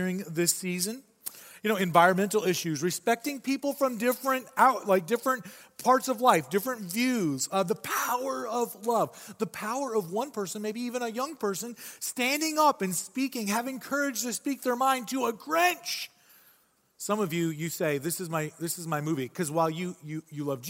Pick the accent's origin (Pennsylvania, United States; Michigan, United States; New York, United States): Michigan, United States; I say pop. It's because I'm from Michigan